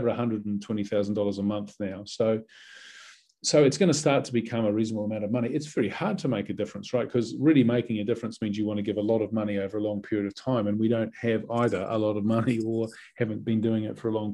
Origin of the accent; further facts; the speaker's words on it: New Zealand; moved away as an adult; also born or lived in England / New York; I was a proud Kiwi